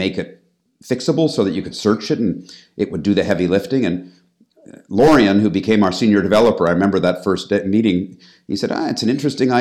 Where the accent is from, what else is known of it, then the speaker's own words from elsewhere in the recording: Toronto, Ontario, Canada; moved away as an adult; also born or lived in United States; now in London, United Kingdom; I'm originally from Canada, from Toronto